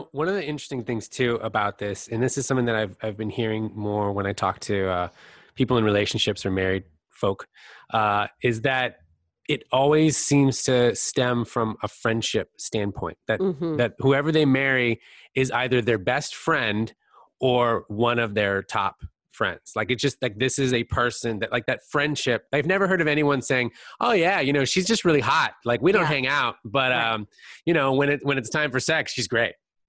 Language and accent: English; California, United States; I grew up in Northern California where there's a lot of focus on people that are like these tanned, yes.